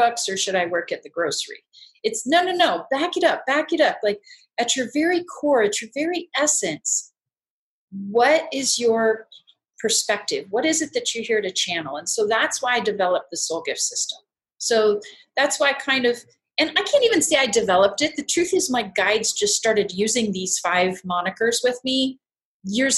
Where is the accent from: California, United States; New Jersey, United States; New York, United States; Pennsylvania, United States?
California, United States; I'm from California